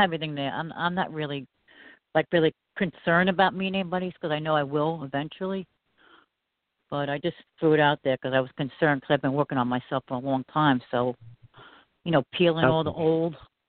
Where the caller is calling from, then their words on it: New York, United States; Long Island, New York, June.